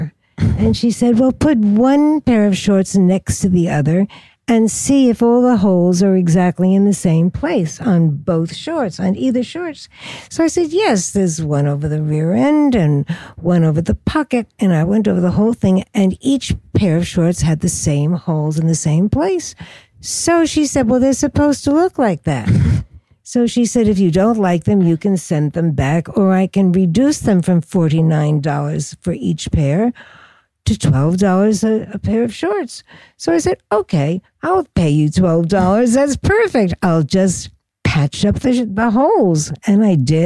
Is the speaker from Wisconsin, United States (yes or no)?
no; New York City, New York, United States; I was born in Brooklyn, and I spent my whole growing up years in Brooklyn.